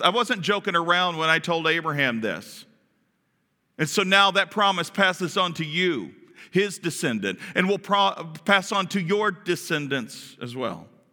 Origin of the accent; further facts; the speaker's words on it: Kentucky, United States; we're from Kentucky.